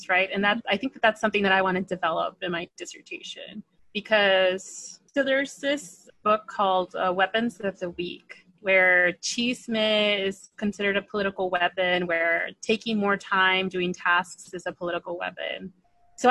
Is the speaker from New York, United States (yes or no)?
no; Palm Springs, California, United States; I'm from Palm Springs, born and raised in the Coachella Valley.